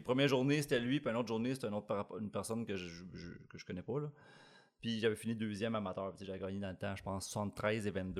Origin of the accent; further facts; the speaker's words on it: Blainville, Quebec, Canada; also born or lived in Manitoba; je suis pas vraiment d'ici, je viens de Blainville